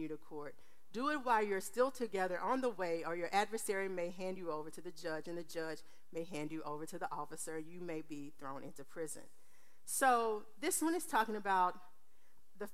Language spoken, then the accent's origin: English; Texas, United States; I'm from Texas.